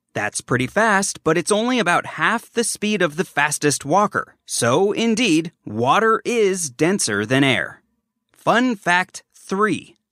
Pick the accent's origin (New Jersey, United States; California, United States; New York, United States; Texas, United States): California, United States; Los Angeles; My hometown of Los Angeles